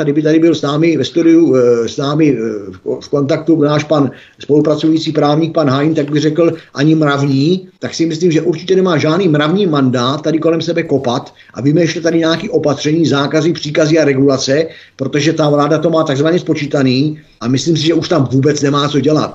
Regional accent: Czechia; protože jsem Čech

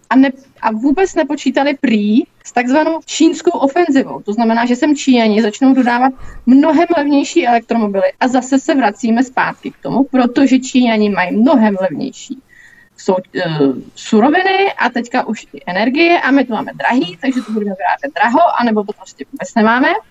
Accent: Mladá Boleslav, Central Bohemian Region, Czechia; jsem z Mladý Boleslavy

